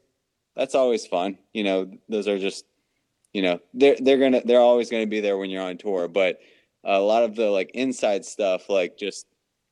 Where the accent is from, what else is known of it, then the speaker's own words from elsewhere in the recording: East Coast, United States; we're all from the East Coast